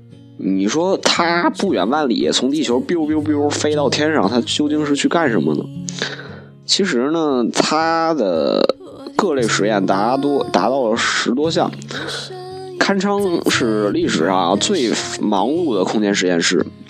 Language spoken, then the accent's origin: Chinese; China; 作为一个中国人的话，还是挺骄傲的